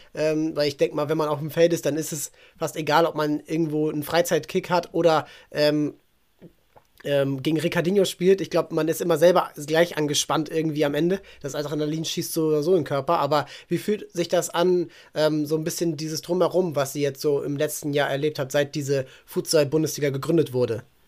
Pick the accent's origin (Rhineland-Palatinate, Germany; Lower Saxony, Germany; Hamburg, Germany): Hamburg, Germany; Neugraben, das ist eben, ich komme da aus der, aus der Ecke